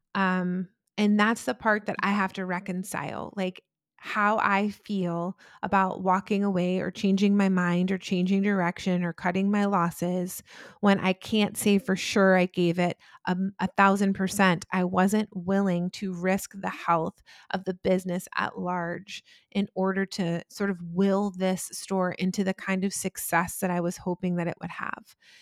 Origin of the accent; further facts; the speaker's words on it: Atlanta, Georgia, United States; also born or lived in New Jersey / New York; I was born in New Jersey, uh, and I lived there until I was nine, and then that's when I moved to Atlanta with my mother